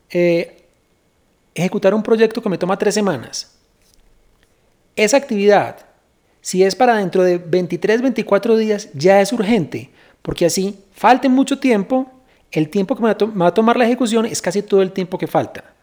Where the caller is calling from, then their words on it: Mexico; de México y esta es mi duda.